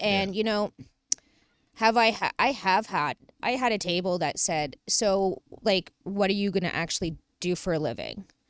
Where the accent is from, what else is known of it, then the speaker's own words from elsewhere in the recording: Toronto, Ontario, Canada; From the beaches